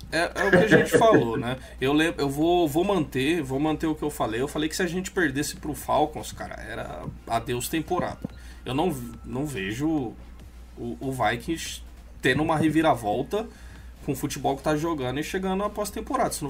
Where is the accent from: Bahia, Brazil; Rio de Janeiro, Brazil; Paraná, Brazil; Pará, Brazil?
Rio de Janeiro, Brazil; eu cresci lá no Rio